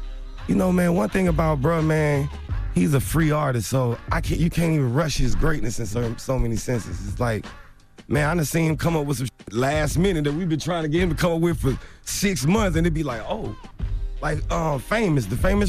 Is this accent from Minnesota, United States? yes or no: no; Atlanta, Georgia, United States; I'm from Atlanta, bro. I know black people, really.